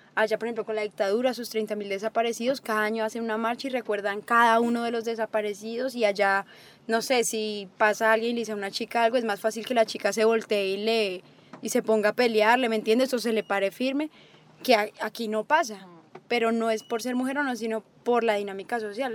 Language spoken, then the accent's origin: Spanish; Colombia; now in Antioquia, Colombia